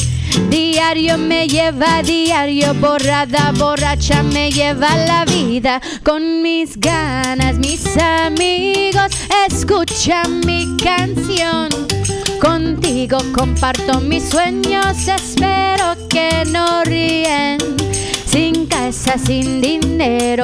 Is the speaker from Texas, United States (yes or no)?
no; Chicago, Illinois, United States; now in San Francisco, United States; I'm from Chicago